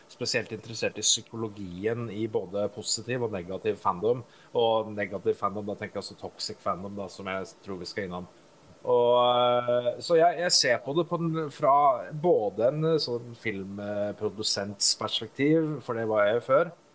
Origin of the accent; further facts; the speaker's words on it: Oslo, Norway; Jeg vokste opp på Nordstrand uh, i Oslo